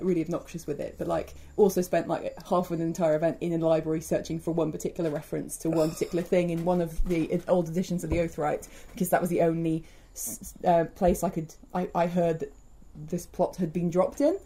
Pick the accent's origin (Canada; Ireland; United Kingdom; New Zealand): United Kingdom; Wales; I'm Welsh